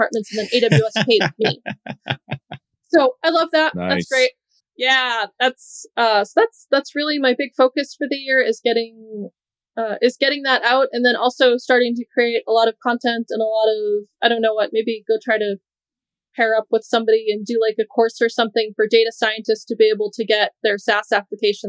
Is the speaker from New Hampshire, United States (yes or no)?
yes; New Hampshire, United States; now in Doha, Qatar; I'm from New Hampshire. My parents, siblings and whatnot are here